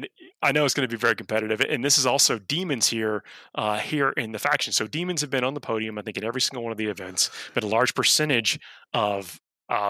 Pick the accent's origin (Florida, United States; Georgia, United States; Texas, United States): Georgia, United States; Georgia is my home state